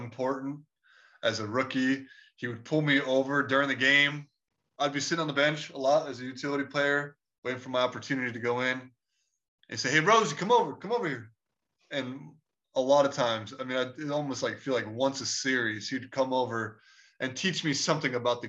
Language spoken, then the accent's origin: English; Chicago, Illinois, United States; I'm from Chicago